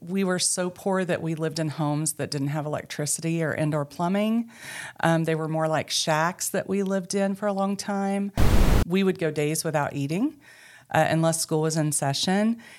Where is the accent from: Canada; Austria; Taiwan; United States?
United States; Mena, Arkansas; moved away; also born or lived in Booneville, Arkansas / Charleston, Arkansas; I grew up in Mena, Arkansas, and found my way back to Arkansas